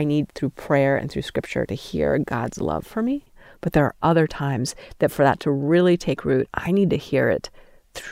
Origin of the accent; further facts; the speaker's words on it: Steamboat Springs, Colorado, United States; moved away as an adult; now in Utah, United States; I grew up in Steamboat Springs